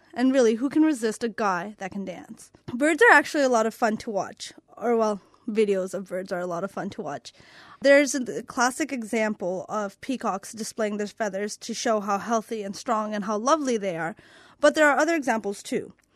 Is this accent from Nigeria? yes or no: no; Canada; moved away; my home country of Canada